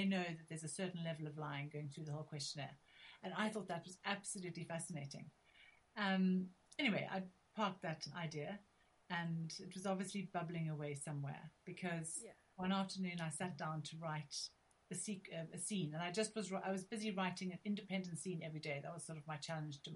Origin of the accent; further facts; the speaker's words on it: South Africa; now in England; I'm originally from South Africa